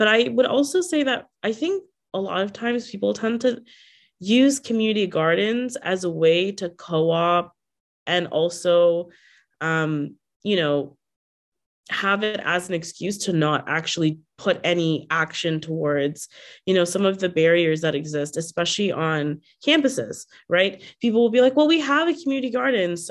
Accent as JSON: {"language": "English", "country": "Bangladesh", "moved": "yes", "lives_now": "Toronto, Canada", "said": "I'm from Bangladesh"}